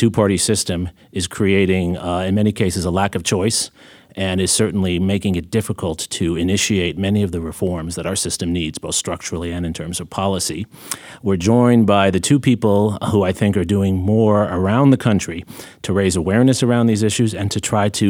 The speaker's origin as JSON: {"language": "English", "region": "New York", "country": "United States", "tie": "born or raised there", "said": "I remember very well growing up in New York"}